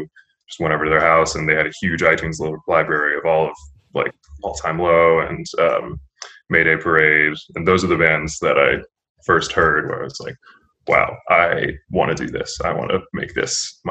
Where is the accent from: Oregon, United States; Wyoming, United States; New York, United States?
New York, United States; Lansing; I grew up in Lansing, a suburb of Ithaca, New York